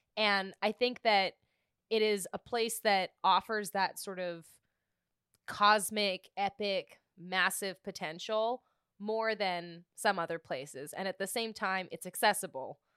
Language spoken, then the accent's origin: English; British Columbia, Canada; I'm from British Columbia